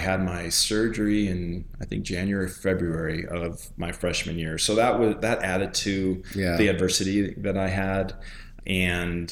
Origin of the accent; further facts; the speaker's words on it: Colorado Springs, Colorado, United States; So, I grew up in Colorado Springs on the east side, came from humble beginnings.